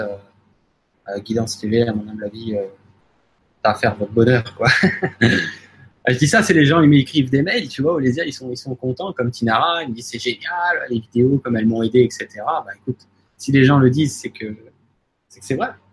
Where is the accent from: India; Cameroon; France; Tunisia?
France; chez nous en France